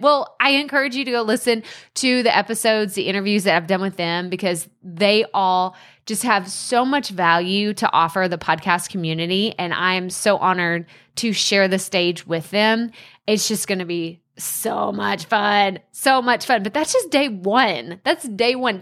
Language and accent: English; an hour and a half from Dallas, Texas, United States; My hometown's an hour and a half from Dallas, so I grew up always watching the Mavs.